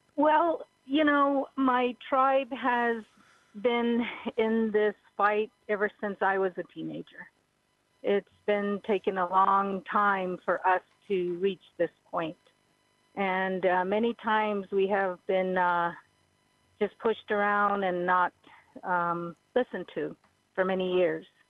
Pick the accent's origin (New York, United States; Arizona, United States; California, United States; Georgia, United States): Arizona, United States; Havasupai tribe, Grand Canyon; I'm from the Havasupai tribe. My tribe's village is in the bottom of the Grand Canyon